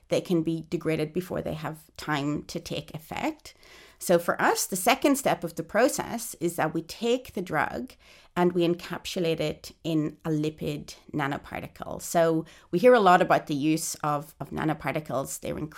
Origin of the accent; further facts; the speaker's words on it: Ireland; now in Australia; In fact, when I emigrated to Australia in 2006 from Ireland, I had to undergo a chest x-ray to prove that I wasn't infected with TB.